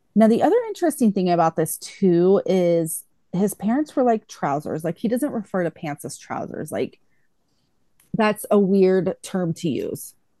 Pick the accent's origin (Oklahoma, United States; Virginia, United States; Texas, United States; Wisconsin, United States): Texas, United States; I grew up in Texas